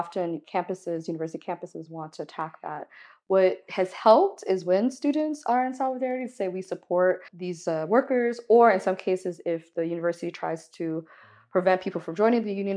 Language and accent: English; Miami, Florida, United States; growing up in Miami